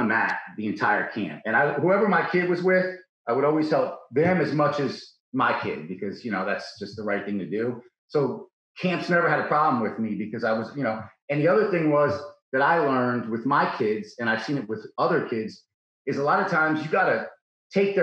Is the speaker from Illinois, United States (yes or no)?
no; Orange County, New York, United States; also born or lived in Yonkers, New York / Texas / New Jersey; now in Stillwater, United States; I was born in Yonkers. And then we moved up. After my sister was born, we moved up to Orange County.